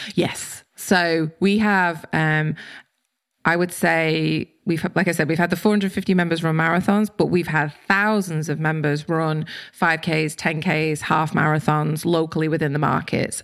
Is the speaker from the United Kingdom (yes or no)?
yes; United Kingdom; moved away; I'm British